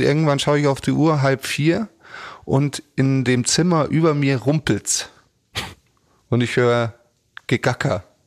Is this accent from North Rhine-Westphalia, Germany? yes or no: no; Munich, Bavaria, Germany; als Münchner